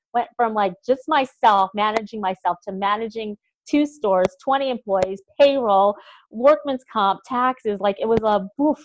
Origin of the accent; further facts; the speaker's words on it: upstate New York, United States; also born or lived in Boston; this small town girl is going to do that here in Albany, New York